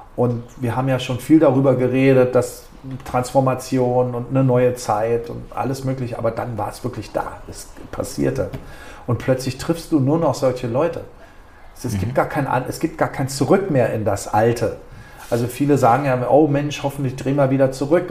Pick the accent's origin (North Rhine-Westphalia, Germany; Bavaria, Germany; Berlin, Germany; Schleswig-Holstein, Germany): Berlin, Germany; moved away as an adult; now in Ibiza, Spain; ich kam aus Berlin oder bin Berliner